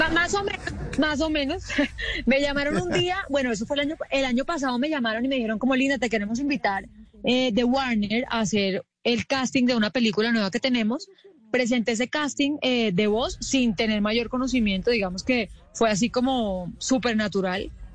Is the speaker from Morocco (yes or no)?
no; Colombia; Yo soy la única colombiana